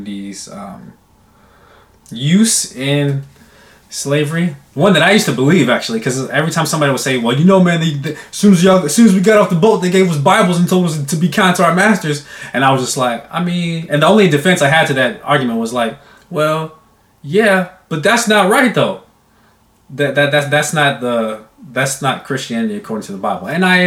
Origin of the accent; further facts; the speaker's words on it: United States; I'm American